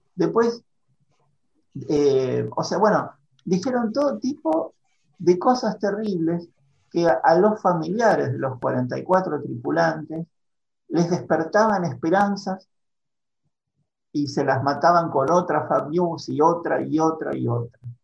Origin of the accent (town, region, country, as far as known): Argentina